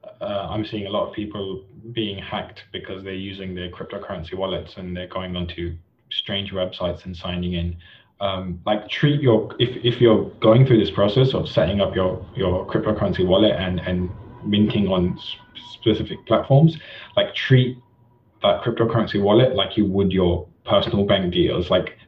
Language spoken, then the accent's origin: English; India; for me personally, as an Indian artist, I don't think I would ever have been able to go through the traditional route of selling art